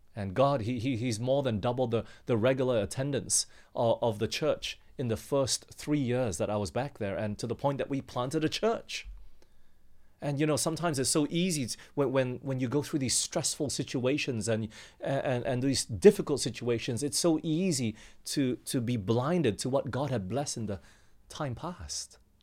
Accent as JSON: {"language": "English", "country": "Australia", "moved": "as an adult", "said": "I'll go back home. My, my parents are back there in Australia and they asked me to come back"}